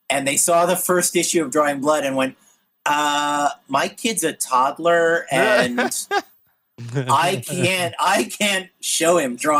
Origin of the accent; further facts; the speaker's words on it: East Coast, United States; I'm from the East Coast